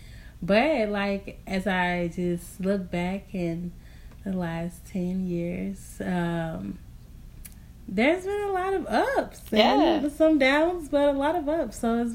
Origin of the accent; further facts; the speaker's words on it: Houston, Texas, United States; I'm from Houston, Texas.